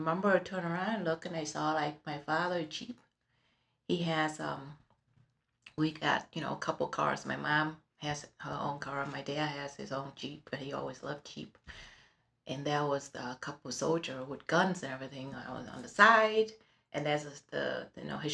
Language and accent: English; Ho Chi Minh City, Vietnam; now in Webster, United States; I was born in Saigon in Vietnam, in a very prominent family.